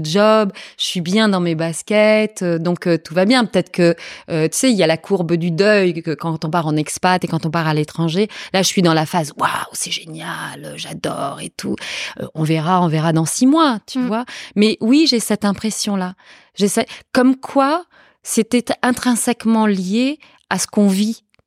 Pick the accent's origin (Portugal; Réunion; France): Portugal; moved away; je suis portugaise. Je suis née au Portugal